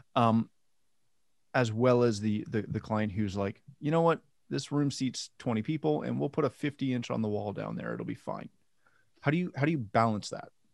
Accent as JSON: {"language": "English", "country": "Canada", "said": "I'm Canadian."}